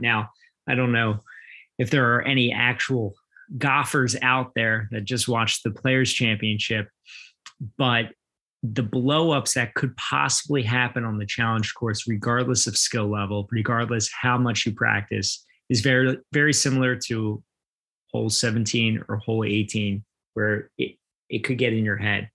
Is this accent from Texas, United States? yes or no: no; New Jersey, United States; growing up in South Jersey, especially on the Ocean City Boardwalk